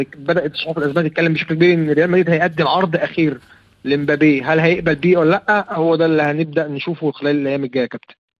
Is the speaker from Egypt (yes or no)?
yes; Egypt